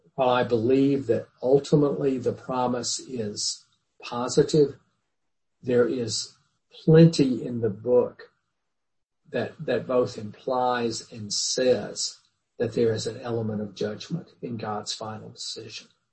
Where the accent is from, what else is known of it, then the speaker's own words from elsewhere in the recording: the Bible Belt, United States; when I was a kid growing up in the Bible Belt